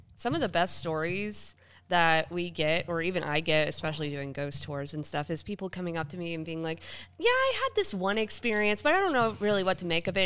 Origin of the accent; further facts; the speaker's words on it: Tampa, Florida, United States; moved away; I'm also from Tampa